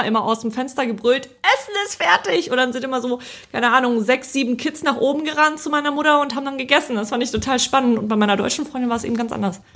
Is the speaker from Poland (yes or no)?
yes; Poland; moved away; ich bin ja in Polen geboren und aufgewachsen.